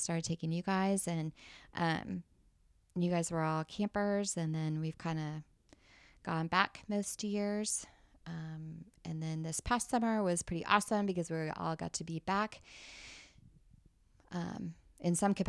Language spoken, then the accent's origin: English; Indianapolis, Indiana, United States; because he lived in Evansville and I grew up in Indianapolis.